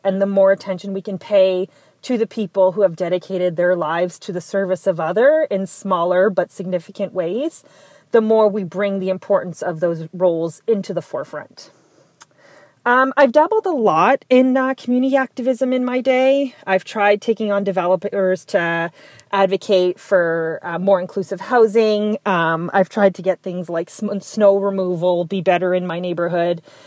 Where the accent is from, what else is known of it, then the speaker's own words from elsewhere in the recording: Tecumseh, Ontario, Canada; now in Ottawa, Canada; I grew up in Tecumseh, Ontario. It's a small town just outside of Windsor